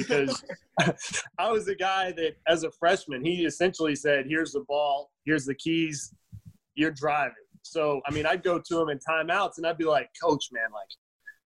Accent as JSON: {"language": "English", "region": "West Virginia", "country": "United States", "said": "I'm from West Virginia"}